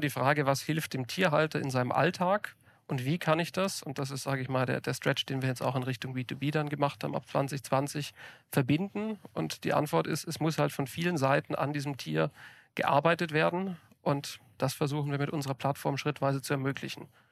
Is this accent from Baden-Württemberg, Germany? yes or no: yes; Ulm commuter belt, Baden-Württemberg, Germany; moved away; ich bin auf dem Land groß geworden, hatte zu meiner Zeit, äh, als ich noch im Ulmer Speckgürtel bei meinen Eltern gewohnt habe